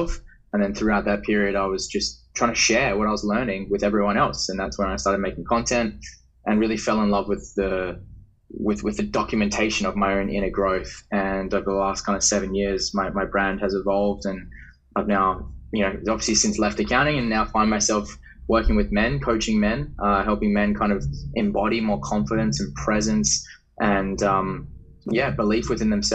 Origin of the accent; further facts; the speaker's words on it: Perth, Western Australia, Australia; I'm from Western Australia. I grew up in Perth